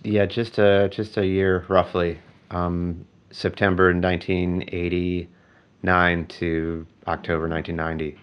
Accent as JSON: {"language": "English", "town": "Eau Claire", "region": "Wisconsin", "country": "United States", "tie": "born or raised there", "said": "In my hometown, Eau Claire, Wisconsin"}